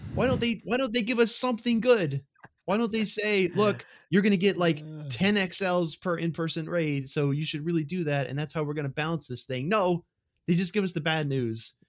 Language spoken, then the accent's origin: English; Mississippi, United States; moved away; also born or lived in Tampa, Florida; I first moved to Tampa, Florida, right, I come from Mississippi